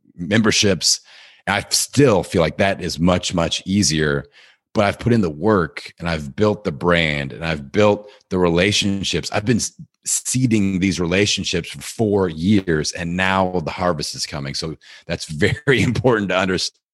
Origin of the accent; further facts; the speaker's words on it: Bloomington, Indiana, United States; my hometown of Bloomington, Indiana, where Indiana University is located